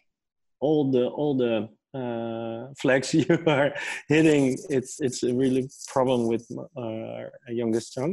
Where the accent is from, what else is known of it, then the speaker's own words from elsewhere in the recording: near Amsterdam, North Holland, Netherlands; I grew up near Amsterdam in a small village.